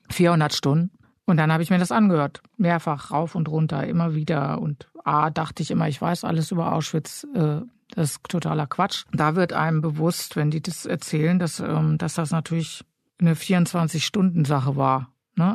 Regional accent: Germany; als Deutsche

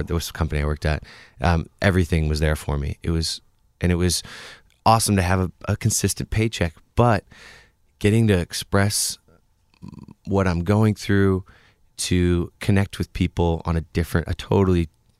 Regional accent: Bellingham, Washington, United States; Even Bellingham was like, since I grew up outside of Bellingham, was kind of a bigger place.

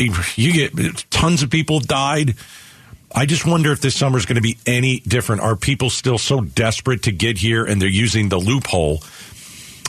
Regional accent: New York, United States; moved away; also born or lived in New Jersey; I'm from New York

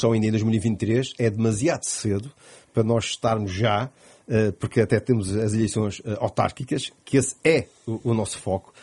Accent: Madeira, Portugal; A minha terra é a Madeira

